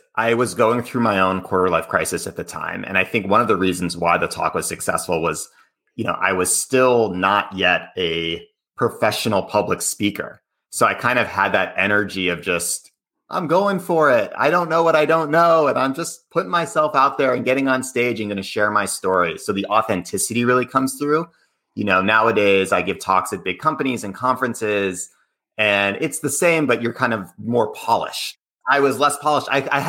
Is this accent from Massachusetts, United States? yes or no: yes; Cambridge, Massachusetts, United States; And I grew up in Cambridge, Boston area.